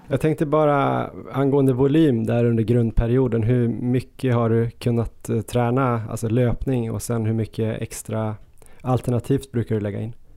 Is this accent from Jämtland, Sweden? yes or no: yes; Östersund, Jämtland, Sweden; moved away; när jag växte upp i Östersund